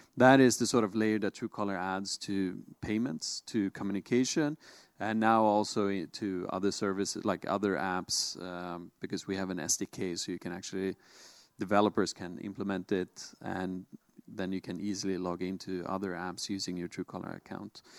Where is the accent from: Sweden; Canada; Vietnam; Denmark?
Sweden; born and raised in Sweden, as I am